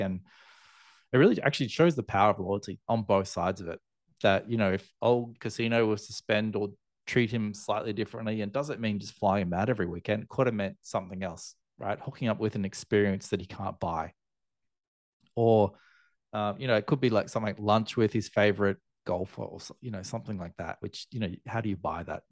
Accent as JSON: {"language": "English", "country": "Australia", "moved": "as an adult", "lives_now": "Asia", "said": "I'm Australian, obviously, living in, in Asia now"}